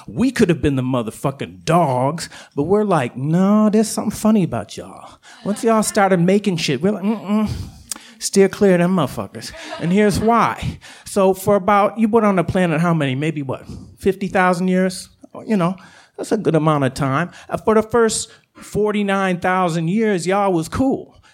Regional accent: Chicago, Illinois, United States; I'm from the South Side

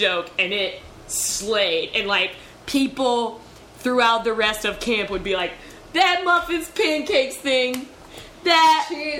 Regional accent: Canada; I'm from Canada.

